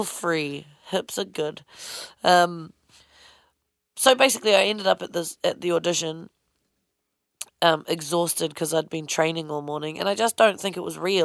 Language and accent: English; New Zealand; moved away; I was from New Zealand.